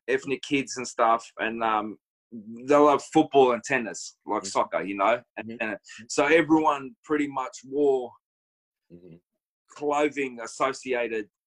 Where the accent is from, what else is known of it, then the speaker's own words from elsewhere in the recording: Melbourne, Victoria, Australia; I am from Melbourne, the western suburbs of Melbourne, Australia.